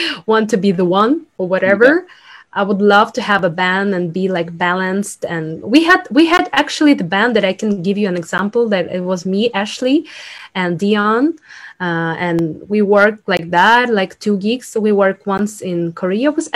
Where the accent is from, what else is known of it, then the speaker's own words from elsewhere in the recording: Ukraine; English is a second language; moved away; I'm from Ukraine. So I speak two languages, like Russian, Ukrainian, and then I learn English